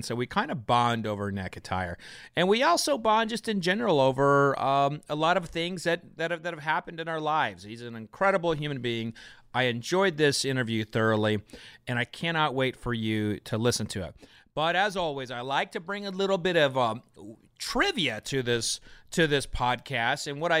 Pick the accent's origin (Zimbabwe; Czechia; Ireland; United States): United States; Oklahoma; I grew up in Oklahoma